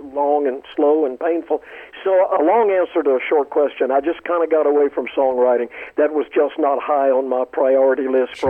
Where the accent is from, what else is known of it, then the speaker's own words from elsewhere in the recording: Columbia, South Carolina, United States; as a little boy in Columbia, South Carolina